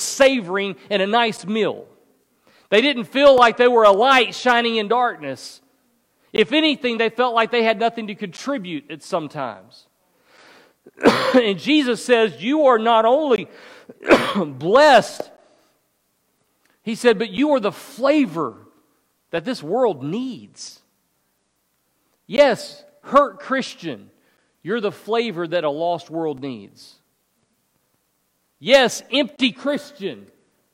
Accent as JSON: {"language": "English", "region": "the South", "country": "United States", "tie": "born or raised there", "said": "I grew up in the South"}